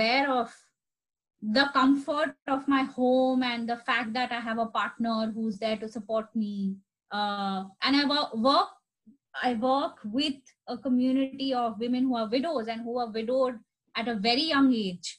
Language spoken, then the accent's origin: English; India; now in Jersey City, United States; I am an Indian citizen